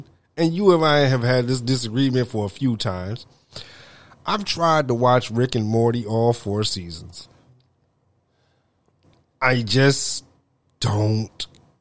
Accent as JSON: {"language": "English", "town": "Detroit", "region": "Michigan", "country": "United States", "also_born_or_lived": "Illinois", "said": "I'm from Detroit"}